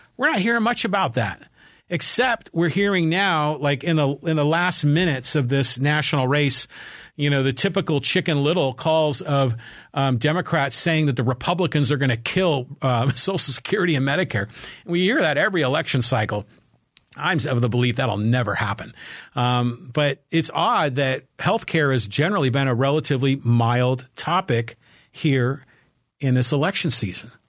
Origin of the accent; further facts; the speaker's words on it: San Francisco Bay Area, California, United States; now in Poway, United States; growing up in the San Francisco Bay Area